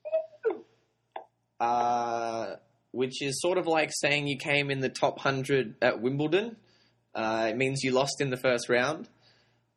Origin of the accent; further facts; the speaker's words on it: Sydney, New South Wales, Australia; I'm from Sydney, Australia